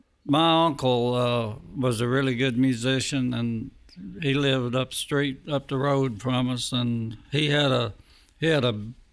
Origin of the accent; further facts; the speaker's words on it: Lexington, Tennessee, United States; I'm from Lexington, Tennessee, which is 20 miles east of Jackson.